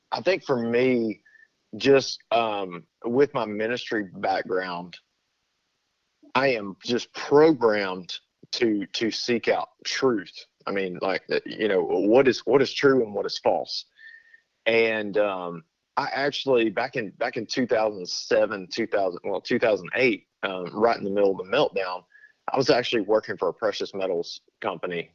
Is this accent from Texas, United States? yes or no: yes; between Beaumont and Lufkin, Southeast Texas, United States; the closest town that anybody would recognize to where we're from would be uh, well, I got Beaumont to the south of me